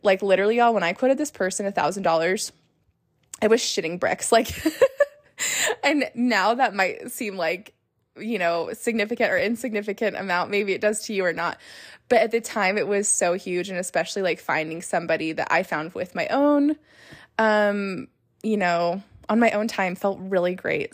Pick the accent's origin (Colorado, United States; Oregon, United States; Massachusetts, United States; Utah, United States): Utah, United States; now in Las Vegas, United States; I'm from Utah. I live in Las Vegas